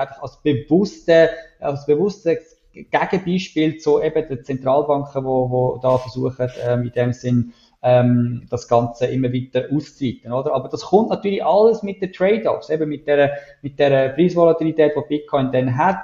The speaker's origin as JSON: {"language": "German", "country": "Switzerland"}